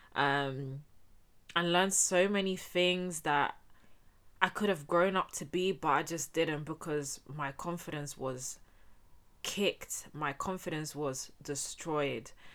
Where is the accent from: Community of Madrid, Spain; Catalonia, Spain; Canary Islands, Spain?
Community of Madrid, Spain; Getafe; I was born and raised in Spain, in Getafe to be exact.